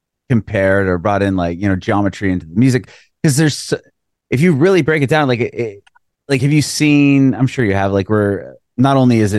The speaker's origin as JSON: {"language": "English", "town": "San Diego", "region": "California", "country": "United States", "moved": "yes", "lives_now": "Nashville, United States", "said": "I'm from San Diego. I live in Nashville now, but I'm originally from San Diego."}